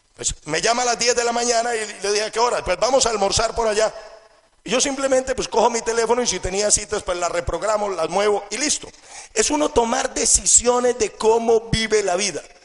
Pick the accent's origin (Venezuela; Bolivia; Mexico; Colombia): Colombia; Crezco en una familia con todas las condiciones y con toda la abundancia que cualquier jovencito quisiera tener. Estudio en uno de los mejores colegios del país